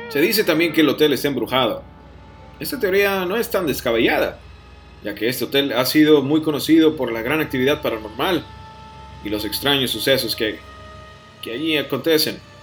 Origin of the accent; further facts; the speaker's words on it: Piedras Negras, Coahuila, Mexico; moved away; mi ciudad natal